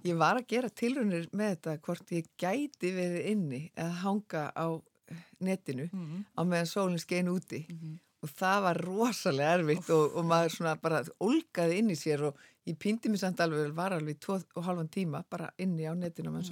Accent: Iceland; sem bara Íslendingur

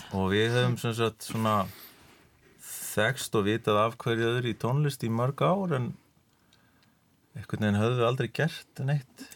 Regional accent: Vatnsnes, Vestur-Húnavatnssýsla, Northwestern Region, Iceland; við erum sem sagt úr vestur hún á sístlega ég er sveitastrákur af Vassnesi

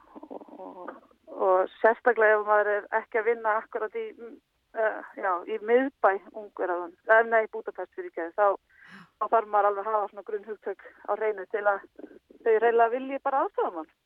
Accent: Jökulsárhlíð, Eastern Region, Iceland; ég er upp alveg í Jökulsálliðinni

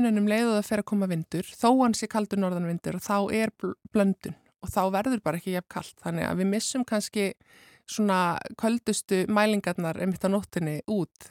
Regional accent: Southern Peninsula, Iceland; Ég er frá Suðurnes.

